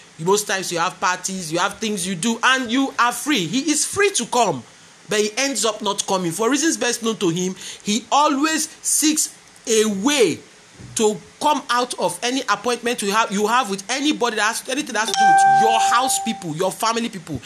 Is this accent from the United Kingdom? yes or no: no; Nigeria; I'm a Nigerian, and I talk the way we do our own relationships here